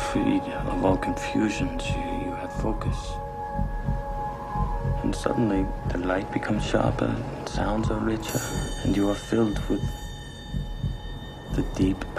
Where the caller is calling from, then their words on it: Dartmouth, Massachusetts, United States; I'm calling from Dartmouth, Massachusetts.